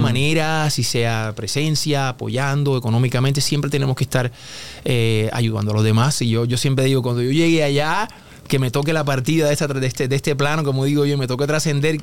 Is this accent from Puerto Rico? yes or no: yes; Puerto Rico; Yo soy de Puerto Rico, yo hablo inglés, pero desde niño pues yo no hablaba mucho inglés